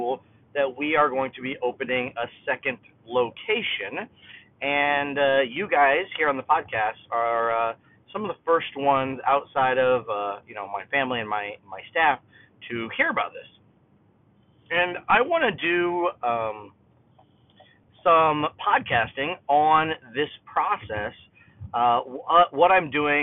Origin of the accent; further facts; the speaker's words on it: Kendallville, Indiana, United States; opened my own school in my hometown of Kendallville, Indiana, in 2002